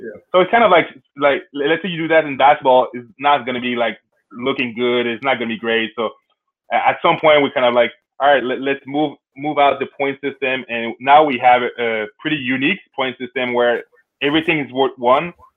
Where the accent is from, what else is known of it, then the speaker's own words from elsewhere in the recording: Canada; I'm Canadian, so when I was younger, I was playing hockey